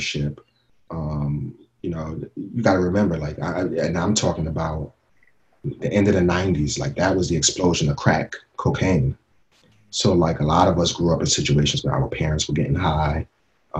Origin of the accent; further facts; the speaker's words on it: New York City, New York, United States; I grew up in Bed-Stuy when it was Bed-Stuy